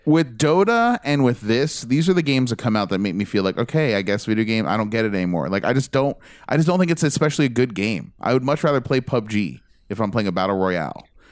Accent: United States; I'm American

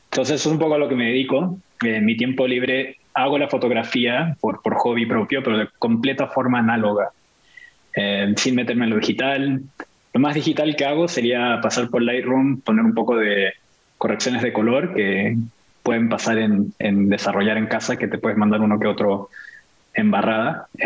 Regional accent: Mexico; also born or lived in Argentina / Venezuela / Brazil; si bien mi familia es de Chile, nací en Argentina, vivimos en Venezuela por mucho tiempo, en, en el, en el en México, por gran parte de mi infancia, Brasil

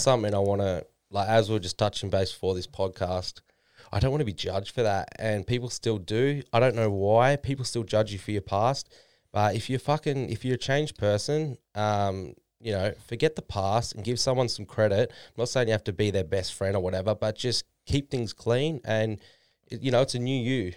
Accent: Noosa, Queensland, Australia; moved away as an adult; now in Gold Coast, Australia; I'm from Noosa before then. That's where my parents live right now.

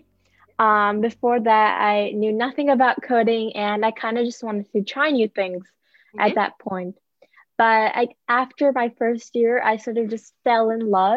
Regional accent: India; moved away; I'm from India

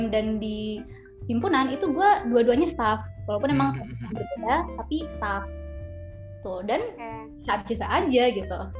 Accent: Boston, Massachusetts, United States; also born or lived in San Antonio; now in Indonesia; di gue lahir di San Antonio di Texas, tapi gue oh. mostly di Boston.

